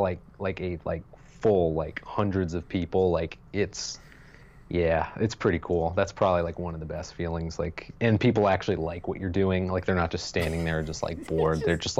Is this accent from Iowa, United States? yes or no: no; Pennsylvania, United States; I grew up in near Lancaster, Pennsylvania